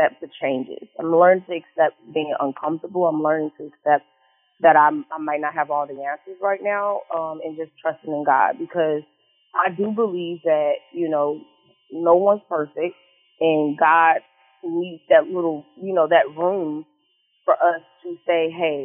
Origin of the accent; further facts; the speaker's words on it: Indianapolis and Chicago, Midwest, United States; moved away as an adult; now in Houston, United States; I am from Chicago, actually. So, yes, I grew up in Indianapolis and in Chicago. Majority of, like, both, half my life, I guess. Half my life in Indianapolis, half my life in Chicago